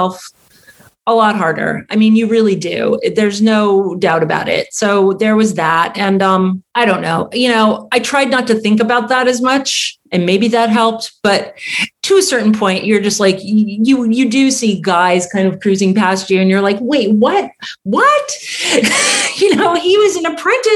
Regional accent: Tucson, Arizona, United States; moved away as an adult; also born or lived in New York; And I grew up in Tucson too.

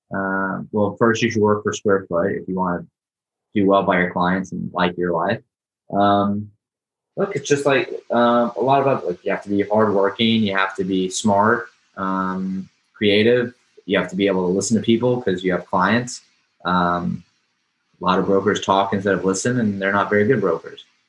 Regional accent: Houston, Texas, United States; now in New York City, United States; I'm from Houston

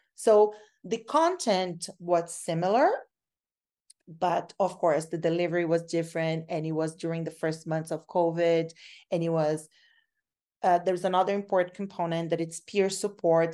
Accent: Brazil; moved away as an adult; now in Canada; I'm from Brazil. So, uh, when I came from Brazil to Canada to study

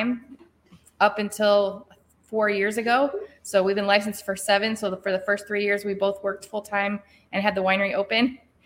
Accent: Defiance, Ohio, United States; also born or lived in Detroit, Michigan / New England; now in Swanton, United States; I was born and raised in Defiance

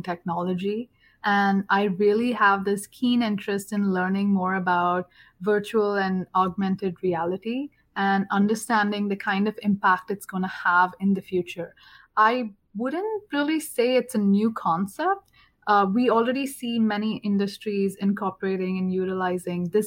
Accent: South India, India; moved away as an adult; now in Atlanta, United States; I'm from India, it's always hot where I'm from, in the south

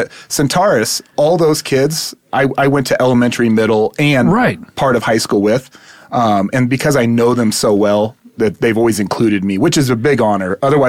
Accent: Louisville, Colorado, United States; also born or lived in California; So born and raised in Louisville, Colorado.

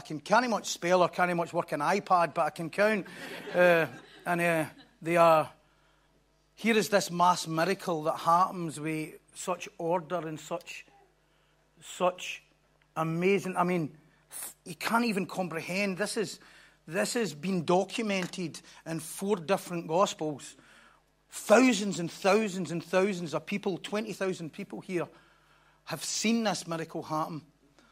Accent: Bellshill, Scotland, United Kingdom; I was brought up in in Belsil, which is another promised land across the road there.

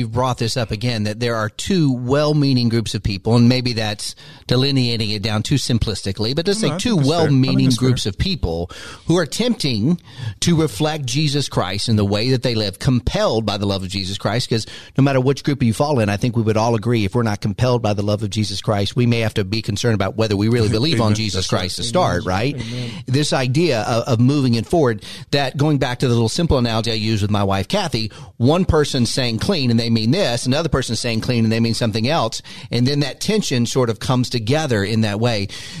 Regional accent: United States; I grew up in the United States of America, and there's lots of things that I've heard.

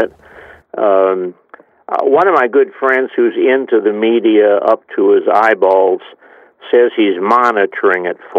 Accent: East Chicago, Indiana, United States; moved away as an adult; also born or lived in Covington, Kentucky; I was saved in 1945 at a Youth for Christ rally in my hometown, not far from where you are right now, East Chicago, Indiana.

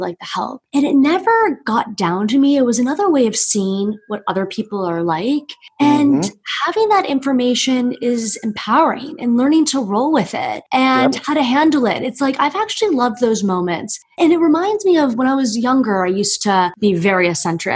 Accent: Miami, Florida, United States; I'm from Miami

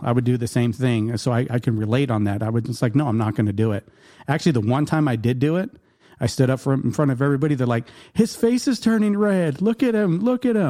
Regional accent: Yuma, Arizona, United States

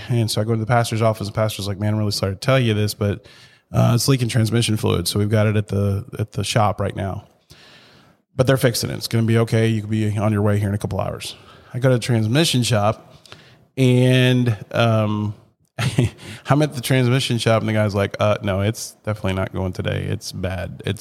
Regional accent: Chattanooga, Tennessee, United States; that's the Chattanooga's. That's my hometown

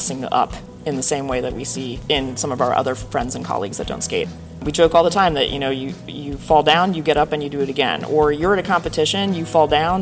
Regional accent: outside of Philadelphia, Pennsylvania, United States; I grew up outside of Philadelphia

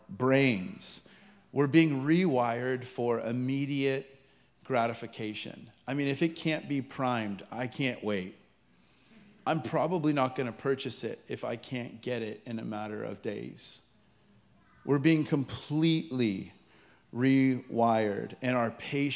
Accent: United States; as an American

